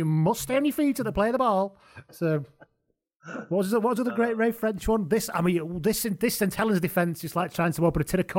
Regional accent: Lancashire, North West England, United Kingdom; moved away; because I'm from Lancashire, as you can tell originally by my voice

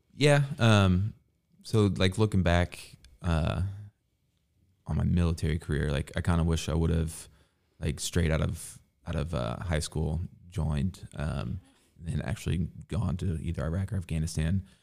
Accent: Evansville, Indiana, United States; I grew up, yeah, I grew up here in Evansville.

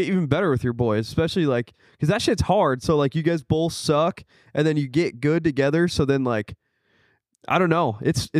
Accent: Omaha, Nebraska, United States; Omaha, Nebraska. That's right on the edge of Nebraska and in Iowa.

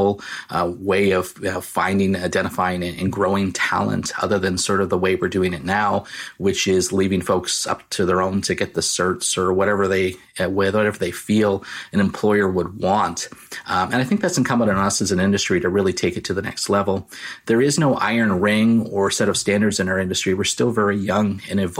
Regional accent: Canada; I'm the Canadian version of Jack Ryan.

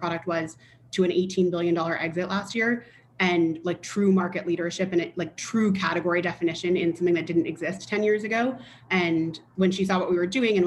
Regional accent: Princeton, New Jersey, United States; I grew up in Princeton, New Jersey

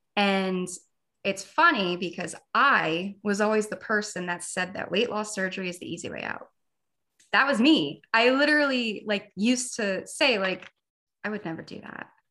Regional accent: New Jersey, United States; moved away as an adult; now in Florida, United States; I'm 30 years old, born and raised in New Jersey. I just moved to Florida a month ago

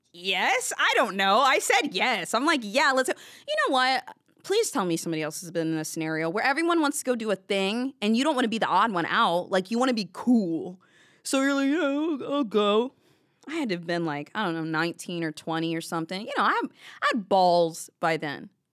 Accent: the South, United States; I grew up in the South

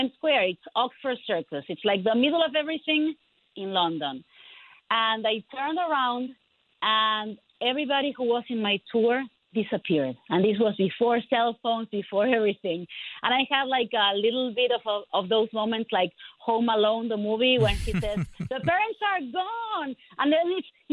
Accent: Argentina; moved away as an adult; now in United States; I am an immigrant from Argentina. I came to the United States when I was 23 years old

